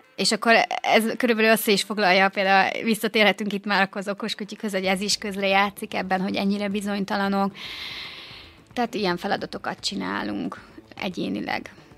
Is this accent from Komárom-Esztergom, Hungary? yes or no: no; Gyula, Békés, Hungary; moved away as an adult; now in Békéscsaba, Hungary; Én egyébként gyulai vagyok